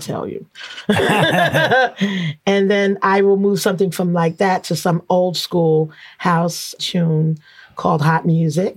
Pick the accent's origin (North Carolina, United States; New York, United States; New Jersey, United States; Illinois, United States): New York, United States; New York City; None of them realized I was from Flatbush